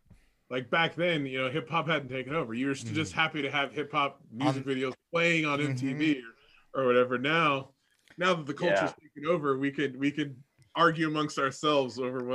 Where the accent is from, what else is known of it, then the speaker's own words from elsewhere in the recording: Bay Area, California, United States; moved away; also born or lived in Reno, Nevada; lived in Reno, and I had a friend who also was from the East Bay and moved here, and we met, and he found out I was from the Bay Area, he got mad at me at the time. This was like 1995.